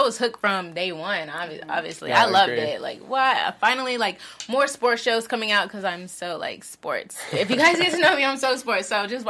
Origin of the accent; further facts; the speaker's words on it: the South, United States; now in Los Angeles, United States; But I'm from the South